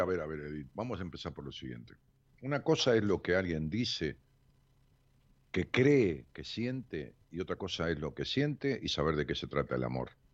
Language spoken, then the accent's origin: Spanish; La Matanza, Buenos Aires Province, Argentina; del municipio donde yo nací, que es un municipio tan grande como Rosario, que es el municipio de La Matanza